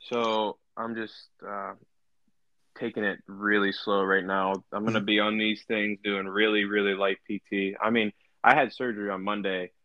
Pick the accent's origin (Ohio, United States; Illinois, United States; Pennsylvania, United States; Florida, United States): Pennsylvania, United States; Beaver Falls; also born or lived in Chippewa / Blackhawk; I was originally from Beaver Falls